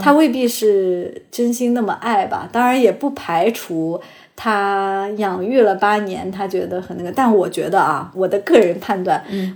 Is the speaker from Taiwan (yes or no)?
no; China; 我们 中国人